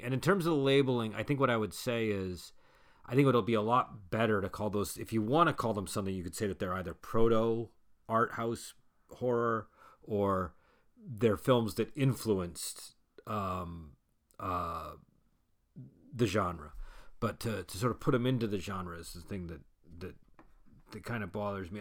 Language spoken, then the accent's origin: English; Massachusetts, United States; I'm from Massachusetts